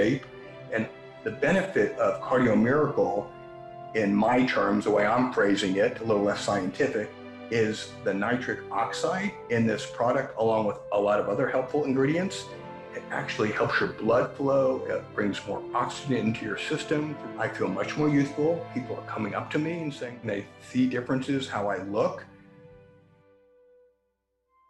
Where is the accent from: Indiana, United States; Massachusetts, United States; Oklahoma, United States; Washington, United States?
Washington, United States; Seattle; I'm from the Seattle area